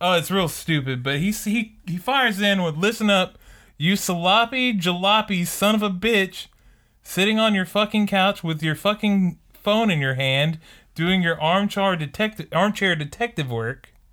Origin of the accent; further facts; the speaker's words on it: Texas, United States; I'm from Texas